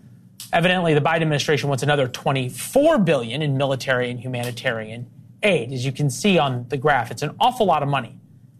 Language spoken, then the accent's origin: English; St. Louis, Missouri, United States; I'm from St. Louis.